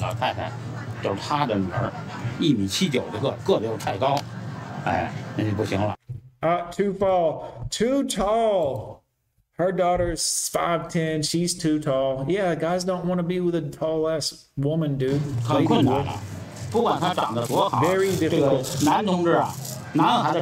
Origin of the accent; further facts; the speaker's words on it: United States; I'm an American man